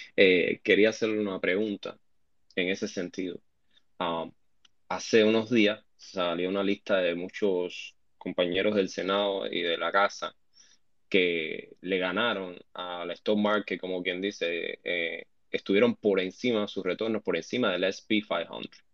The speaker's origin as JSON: {"language": "Spanish", "country": "Cuba", "moved": "yes", "lives_now": "United States", "said": "aquí la mayoría somos cubanos"}